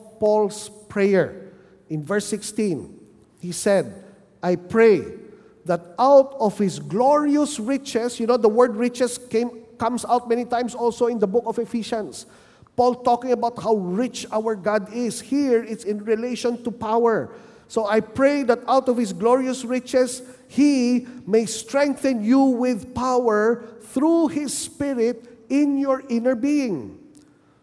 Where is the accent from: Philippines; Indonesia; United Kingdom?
Philippines; Manila, Metro Manila; moved away as an adult; now in Bacolod City, Philippines; I was from Manila